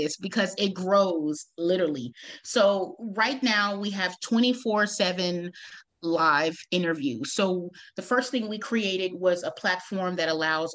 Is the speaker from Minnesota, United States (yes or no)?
no; Austin, Texas, United States; moved away as an adult; now in San Antonio, United States; I was born in Austin, Texas